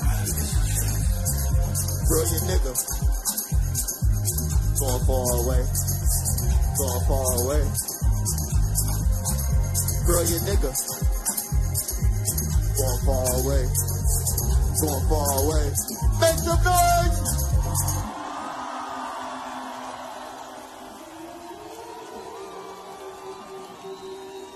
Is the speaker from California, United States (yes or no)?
yes; Compton, California, United States; I'm from Compton, California